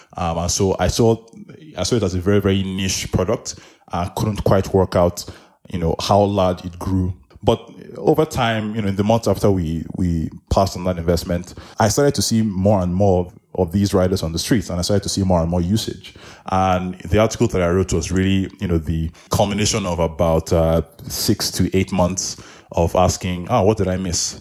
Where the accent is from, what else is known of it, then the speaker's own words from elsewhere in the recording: Nigeria; now in Nairobi, Kenya; I am Nigerian, I live in Nairobi